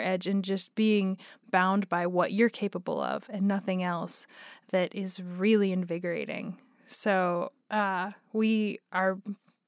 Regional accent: Boulder, Colorado, United States; moved away as an adult; also born or lived in Denver, Colorado; now in Los Angeles, United States; growing up in Boulder, Colorado

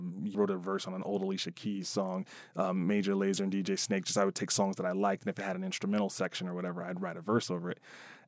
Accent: Chicago, Illinois, United States; elementary school in south of Chicago.

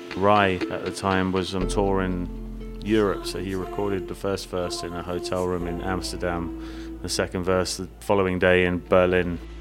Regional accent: United Kingdom; now in Los Angeles, United States; as a British person

